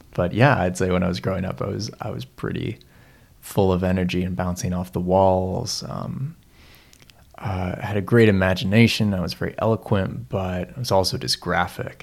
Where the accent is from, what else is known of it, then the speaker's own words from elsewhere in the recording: Seattle, Washington, United States; moved away as an adult; now in Christchurch, New Zealand; I grew, I grew up in Seattle um, for pretty much my whole life